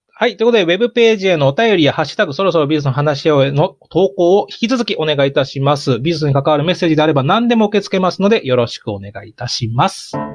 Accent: Chiba, Japan; 僕千葉出身ですから

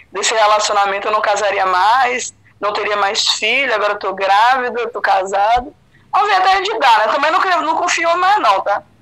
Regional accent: Bahia, Brazil; moved away as an adult; companheiro de vida, a gente veio da Bahia, a gente construiu nossa vida aqui de novo

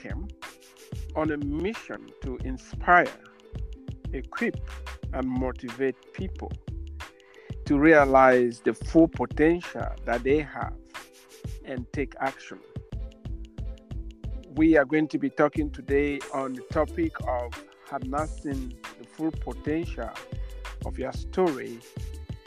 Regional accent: Cameroon; moved away as an adult; now in United States; I was from the English side and went to the French side to study

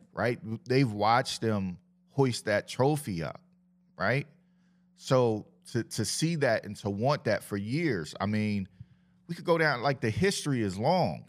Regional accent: Camden, New Jersey, United States; I grew up on Park Boulevard and Bear Boulevard, so I know the east side part of it

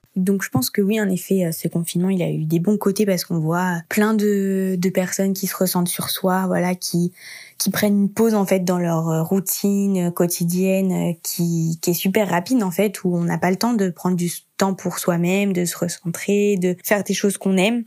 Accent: France; j'étais partie de France en janvier, début janvier

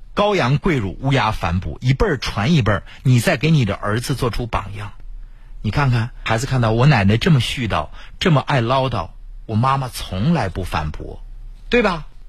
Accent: Mingshui, Heilongjiang, China; 我的老家明水

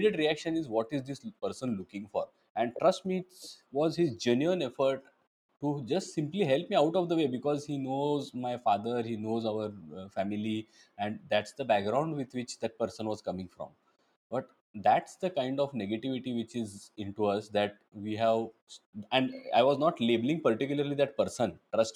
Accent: Belgaum, Karnataka, India; now in Mumbai, India; my hometown and your hometown as well, Belgaum

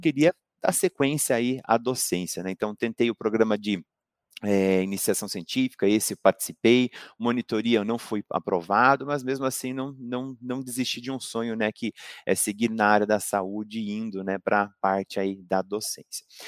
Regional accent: Pato Branco, Paraná, Brazil; eu não sou natural de Curitiba, sou natural de Pato Branco, né? Interior do Paraná

